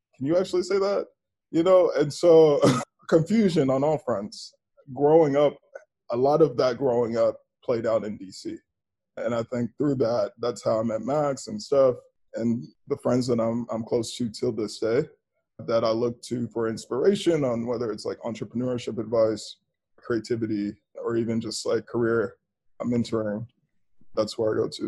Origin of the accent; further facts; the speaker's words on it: Dallas, Texas, United States; moved away as an adult; also born or lived in Washington, District of Columbia, United States / Los Angeles; I grew up in Dallas, but I became a grown up in DC